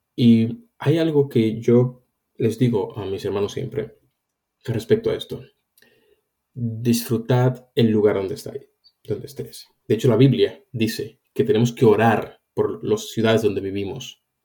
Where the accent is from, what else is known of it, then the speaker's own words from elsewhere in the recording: Dominican Republic; also born or lived in Spain; now in London, United Kingdom; si yo soy cristiano y, estoy en la República Dominicana, donde yo nací